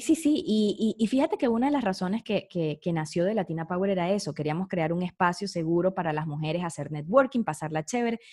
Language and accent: Spanish; Venezuela; moved away; se me salía como venezolana